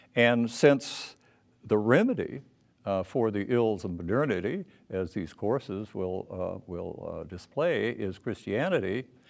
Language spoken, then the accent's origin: English; Minneapolis, Minnesota, United States; I was born in Minneapolis